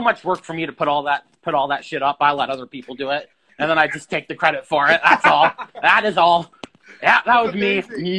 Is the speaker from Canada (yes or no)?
yes; Canada; From Canada.